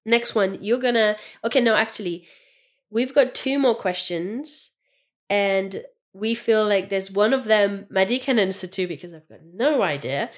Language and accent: English; France; English is a second language; moved away as an adult; now in United Kingdom; I'm French